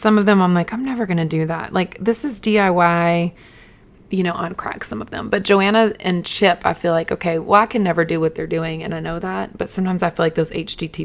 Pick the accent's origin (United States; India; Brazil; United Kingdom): United States; Eden, North Carolina; moved away; We've never had a Starbucks in my hometown.